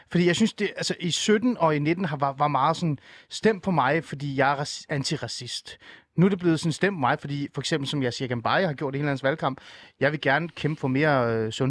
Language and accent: Danish; North Zealand, Capital Region of Denmark, Denmark; born or raised there